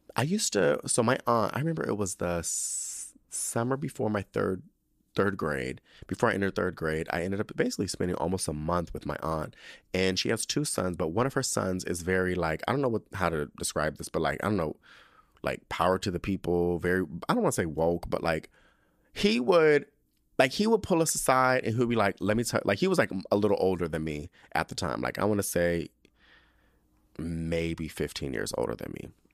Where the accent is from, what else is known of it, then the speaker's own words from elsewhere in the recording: San Diego, California, United States; moved away; we're all from San Diego